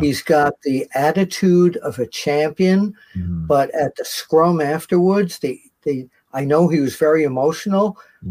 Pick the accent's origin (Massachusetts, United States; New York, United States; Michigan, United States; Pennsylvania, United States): New York, United States; New York City; I grew up in Queens